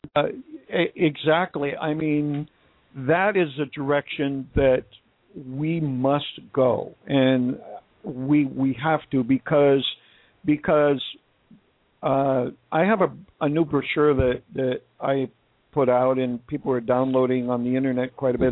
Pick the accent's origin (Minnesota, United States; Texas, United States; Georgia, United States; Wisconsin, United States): Wisconsin, United States; now in Phoenix, United States; I'm from Wisconsin